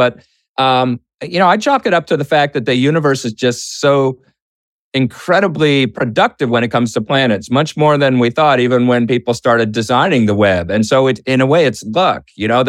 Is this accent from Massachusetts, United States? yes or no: yes; Boston, Massachusetts, United States; Boston, my hometown.